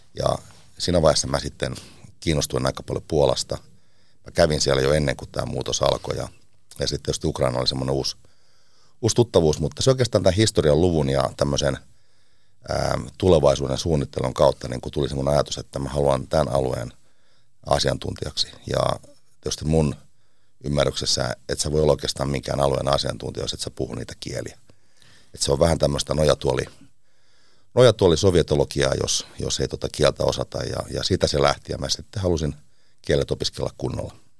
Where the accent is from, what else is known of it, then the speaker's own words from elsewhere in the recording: Seinäjoki, South Ostrobothnia, Finland; also born or lived in Teuva; now in Washington, United States; Mä oon Seinältä kotoisin